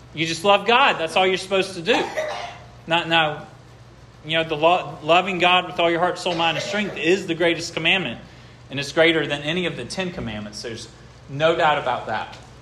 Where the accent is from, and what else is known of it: United States